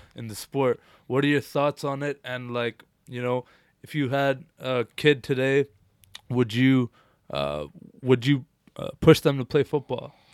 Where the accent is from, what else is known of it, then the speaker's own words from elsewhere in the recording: India; now in Canada; I was born in India